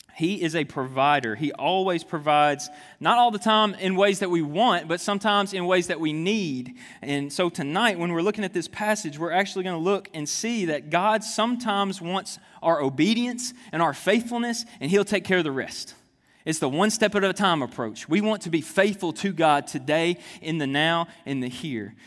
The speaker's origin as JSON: {"language": "English", "town": "Jonesboro", "region": "Arkansas", "country": "United States", "moved": "yes", "said": "I'm originally from Jonesboro, Arkansas."}